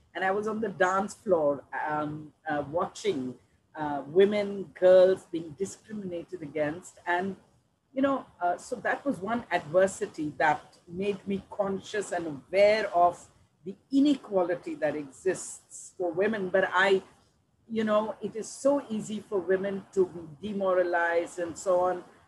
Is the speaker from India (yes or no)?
yes; Delhi, India; I grew up in Delhi.